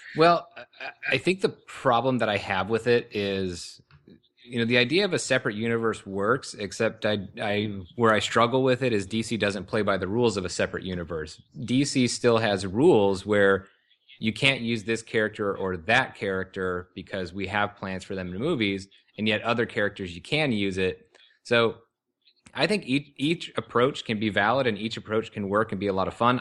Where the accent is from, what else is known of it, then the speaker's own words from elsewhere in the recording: Lakewood, California, United States; also born or lived in Long Beach, California; I was born in Long Beach, California, and then grew up in the neighboring city of Lakewood, which is L A County, uh, in Ca, Southern California